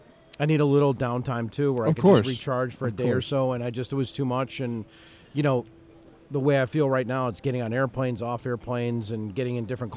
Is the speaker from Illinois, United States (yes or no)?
yes; Chicago, Illinois, United States; I grew up in Chicago